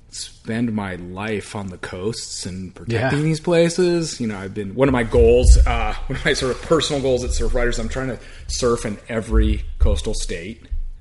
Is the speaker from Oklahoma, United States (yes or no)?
no; Laguna Beach, California, United States; So I grew up in Laguna Beach.